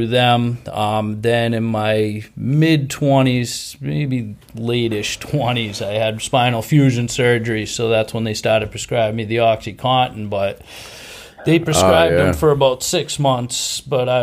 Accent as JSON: {"language": "English", "town": "Attleboro", "region": "Massachusetts", "country": "United States", "tie": "born or raised there", "moved": "as an adult", "lives_now": "West Roxbury, United States", "said": "I grew up in Attleboro"}